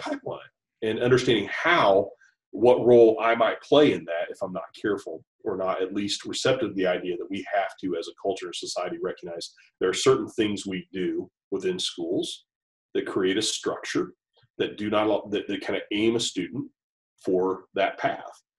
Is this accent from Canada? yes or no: no; Kettering, Ohio, United States; also born or lived in Beavercreek, Ohio / Dayton, Ohio; I grew up in Dayton, Ohio area. Uh, born and raised in Kettering and Beaver Creek, uh, Ohio.